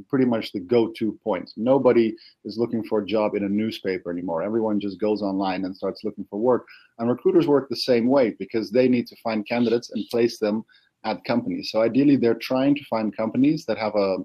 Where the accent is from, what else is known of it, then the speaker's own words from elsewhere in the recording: Netherlands; I'm from the Netherlands. I live in Amsterdam.